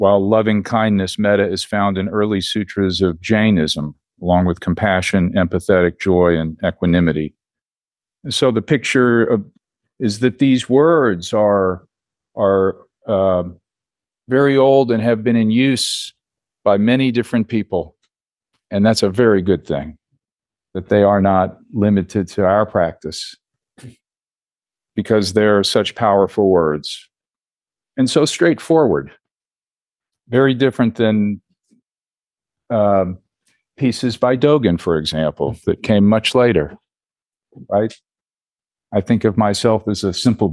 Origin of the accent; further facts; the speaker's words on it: Houston, Texas, United States; I was born here in Houston 58 years and 72 days ago at Methodist Hospital